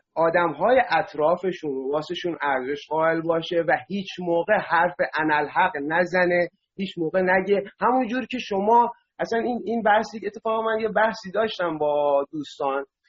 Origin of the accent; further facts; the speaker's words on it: Masjed Soleyman, Khuzestan, Iran; من بختیاری هستم بچه مسجد سلیمان هم هستم